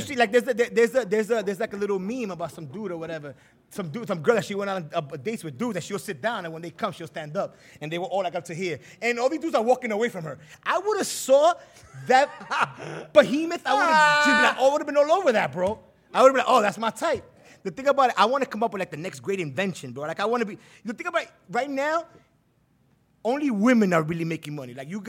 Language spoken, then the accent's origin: English; Manhattan, New York, United States; I'm from Manhattan, right, bro.